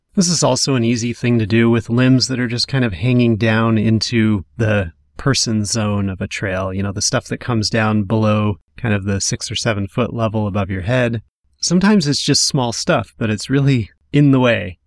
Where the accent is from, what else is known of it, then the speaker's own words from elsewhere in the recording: Western Washington, United States; growing up in Western Washington